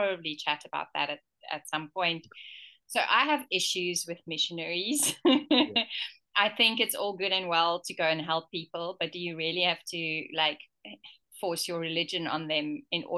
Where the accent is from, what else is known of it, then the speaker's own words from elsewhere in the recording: KwaZulu-Natal, South Africa; also born or lived in Malawi; I was an ordinary white girl growing up in apartheid South Africa